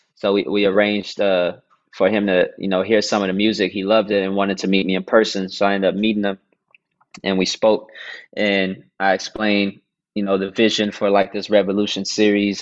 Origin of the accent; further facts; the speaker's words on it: Dallas, Texas, United States; I was born and raised in Dallas, Texas